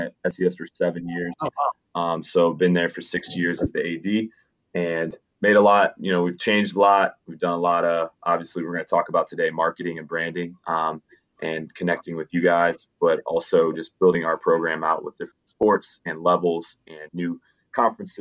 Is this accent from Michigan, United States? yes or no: no; Schaumburg, Illinois, United States; I grew up in the Chicagoland area, northwest suburbs of Chicago, and specifically Schaumburg, Illinois